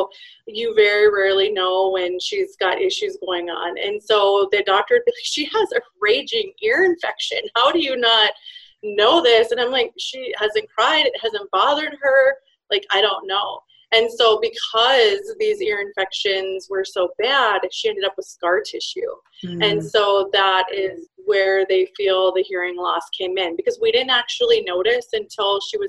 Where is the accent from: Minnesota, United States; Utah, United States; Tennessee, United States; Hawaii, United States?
Minnesota, United States; I am from Minnesota